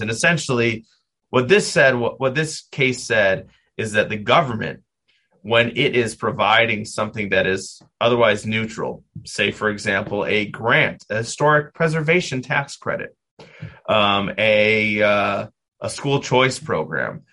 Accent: Milwaukee, Wisconsin, United States; moved away as an adult; now in Cleveland, United States; I was born and raised in Milwaukee, Wisconsin

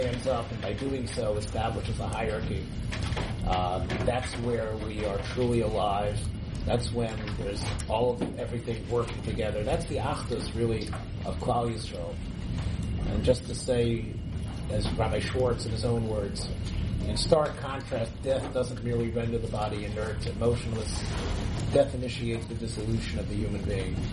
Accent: Memphis, Tennessee, United States; I was growing up in Memphis

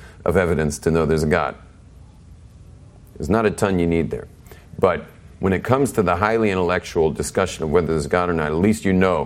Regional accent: Israel; I'm from Eretz Yisrael

